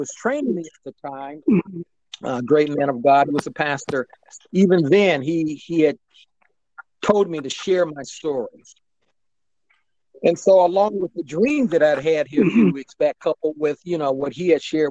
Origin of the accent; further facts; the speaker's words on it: Akron, Ohio, United States; moved away; my hometown of Akron, Ohio